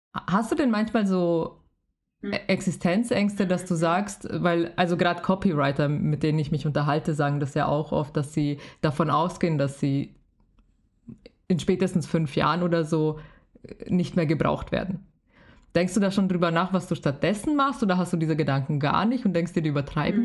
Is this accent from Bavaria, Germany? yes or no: yes; Bavaria, Germany; ich bin ja selber aus Bayern